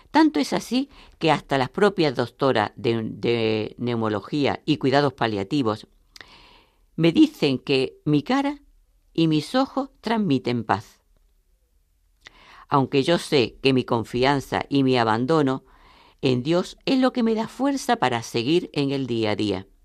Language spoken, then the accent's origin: Spanish; Murcia, Region of Murcia, Spain; de Murcia.